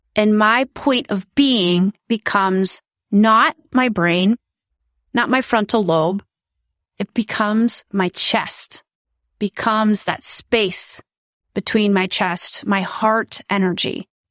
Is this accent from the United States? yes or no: yes; United States; moved away as an adult; now in Netherlands; I am originally from the United States and my daughter goes to a Dutch school